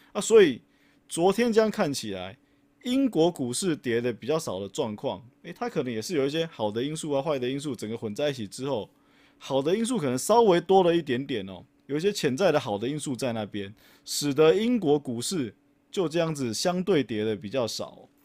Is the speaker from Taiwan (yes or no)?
yes; Taiwan; 因为我们是台湾人啊